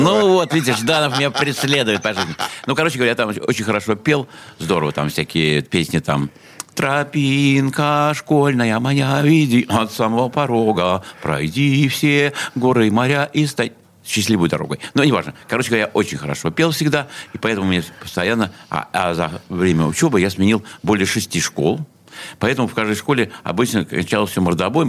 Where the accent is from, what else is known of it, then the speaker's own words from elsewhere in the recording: Saint Petersburg, Russia; Я э, родился в СССР, в городе Ленинграде, э, в больнице, в клинике Отто, что находится прямо в Васильевской остров